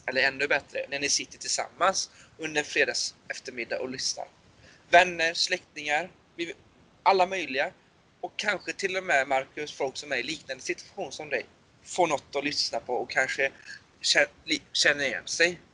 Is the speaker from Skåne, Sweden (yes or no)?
no; Borås, Västra Götaland, Sweden; Jag är född och uppväxt i Borås.